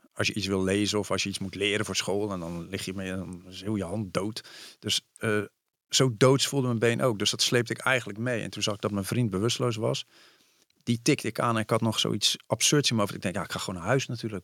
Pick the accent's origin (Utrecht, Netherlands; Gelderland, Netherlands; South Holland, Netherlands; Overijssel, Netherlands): South Holland, Netherlands; Vlaardingen; moved away as an adult; also born or lived in Amsterdam; ik zei eigenlijk heel trots. Vlaardingen.